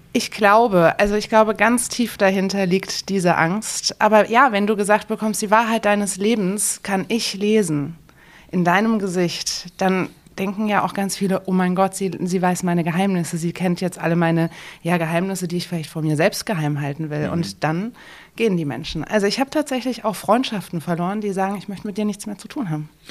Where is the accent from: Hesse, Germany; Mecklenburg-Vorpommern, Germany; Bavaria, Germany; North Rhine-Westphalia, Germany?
Hesse, Germany; Frankfurt; moved away as an adult; now in Dresden, Germany; ich komme selbst aus Frankfurt